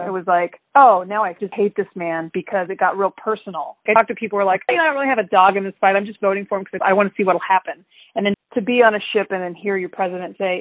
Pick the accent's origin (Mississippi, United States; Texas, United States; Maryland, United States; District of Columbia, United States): Texas, United States; now in California, United States; I live in California, but I grew up in Texas